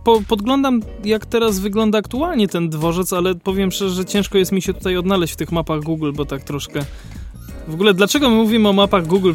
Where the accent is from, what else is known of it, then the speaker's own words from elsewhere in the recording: Kraków, Lesser Poland, Poland; u nas w Krakowie